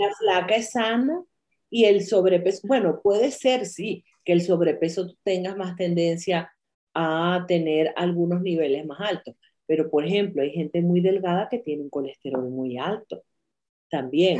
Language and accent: Spanish; Venezuela; moved away as an adult; me fui de Venezuela